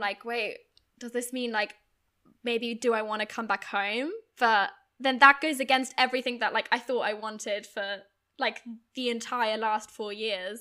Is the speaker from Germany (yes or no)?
yes; Germany; moved away as an adult; also born or lived in United Kingdom; I grew up in Germany, but went to U K university when I was eighteen